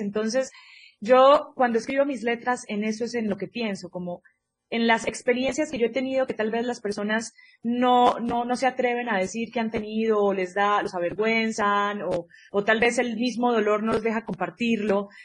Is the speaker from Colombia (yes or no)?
yes; Colombia; moved away as an adult; also born or lived in Mexico; now in Mexico City, Mexico; yo soy colombiana, pero divido mi corazón entre México y Colombia porque habito este país hermoso y maravilloso desde hace seis años